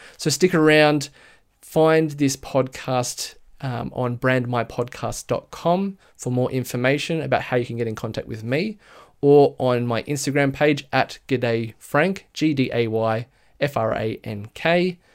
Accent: Blue Mountains, west of Sydney, New South Wales, Australia; I'm from Sydney, Australia, a bit west of Sydney, actually, in the Blue Mountains.

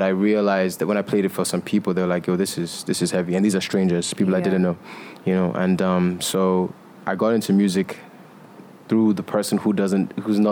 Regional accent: Nigeria; I am Nigerian and I'm African

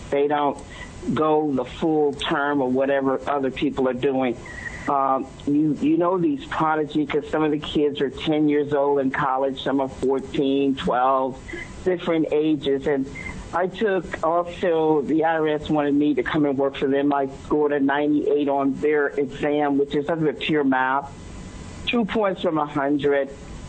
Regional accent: New York City, New York, United States; So, I just want to let people know I'm from New York City. I'm straightforward. I'm upfront, like you, like people know people from New York

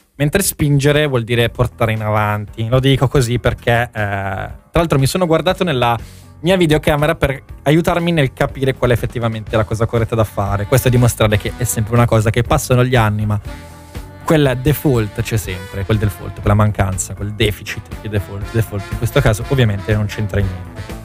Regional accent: area near Arona, Lake Maggiore, Piedmont, Italy; il liceo mio, Galileo Galilei, e il liceo di Arona, Enrico Fermi

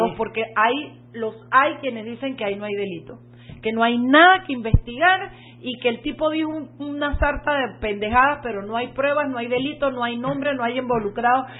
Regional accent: Panama; los panameños

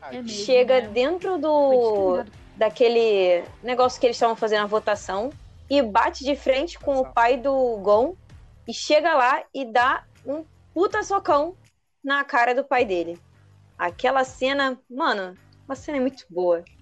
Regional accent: Rio de Janeiro, Brazil; Eu sou do Rio, mas assim, onde eu moro tá muito quente.

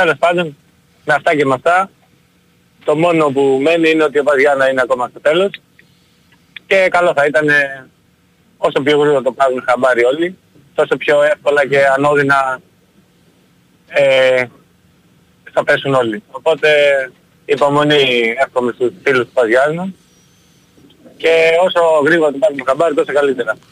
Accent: Ioannina, Epirus, Greece; δεν είμαι από τα Γιάννα, έχω μεγαλώσει εκεί.

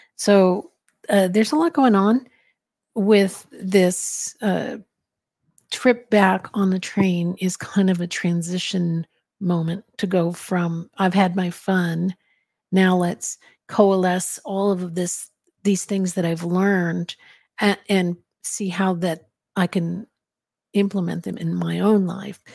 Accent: Arizona, United States; I grew up in Arizona, so I heard Spanish all the time

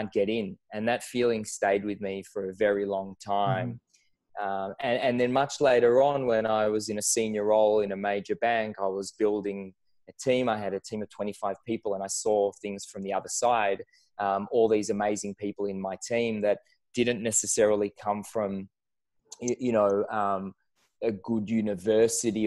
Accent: Israel; moved away as an adult; now in Melbourne, Australia; I moved from Israel, where I grew up, to Australia a lot of years ago

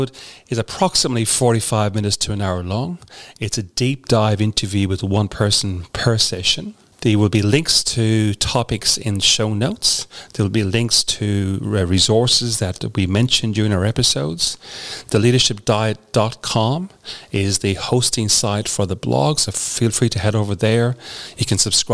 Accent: Ireland; moved away as an adult; now in Australia; I grew up in Ireland.

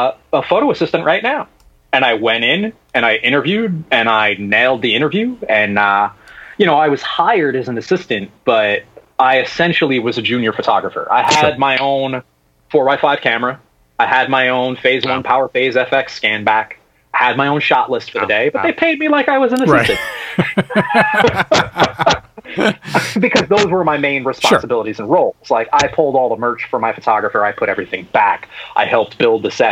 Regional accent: United States; because I'm American

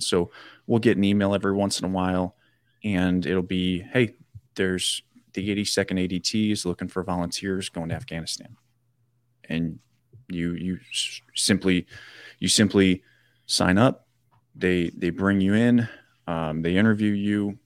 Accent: Janesville, Wisconsin, United States; my hometown down in Janesville

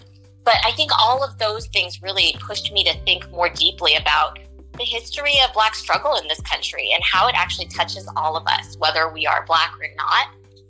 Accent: Northern Virginia, United States; moved away as an adult; also born or lived in Germany; now in California, United States; this is really my first time living in California. We've been here since 2017, and I grew up in Northern Virginia, but I'm also the daughter of Iranian immigrants, and I myself was born in Germany, so I was not born in the States.

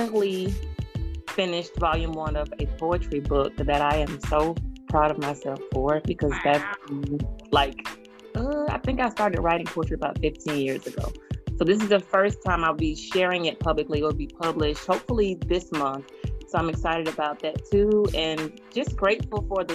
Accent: Columbia, South Carolina, United States; now in Irmo, United States; I am from Columbia, South Carolina, but I currently reside in Irmo, South Carolina.

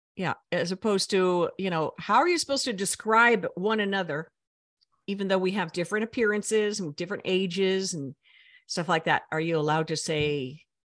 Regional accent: United States; I'm an American

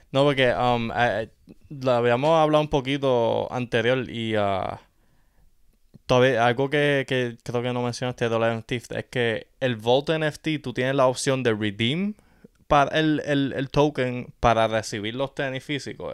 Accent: Yauco, Puerto Rico; café de Yauco, tú sabes, mi tierra nativa

